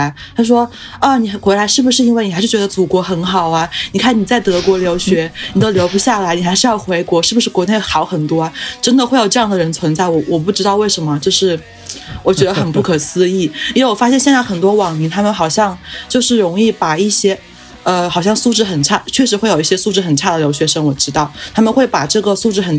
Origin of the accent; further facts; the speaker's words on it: China; 就有点像我们中国人这么多人跑到国外去，